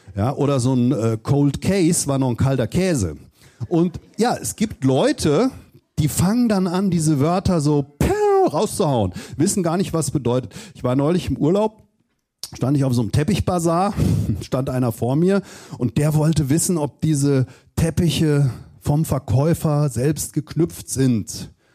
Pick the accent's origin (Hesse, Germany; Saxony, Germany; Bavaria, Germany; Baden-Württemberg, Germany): Hesse, Germany; Southern; ich komme aus Südhessen